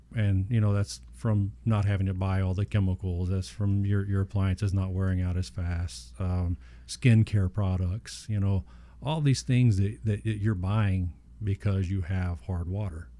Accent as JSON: {"language": "English", "region": "Southeast Texas", "country": "United States", "tie": "born or raised there"}